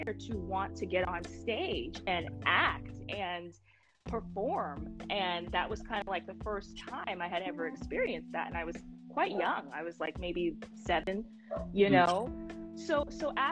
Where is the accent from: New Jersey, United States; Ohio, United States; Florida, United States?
New Jersey, United States; I'm from New York, New Jersey, born and raised in New Jersey, East Coast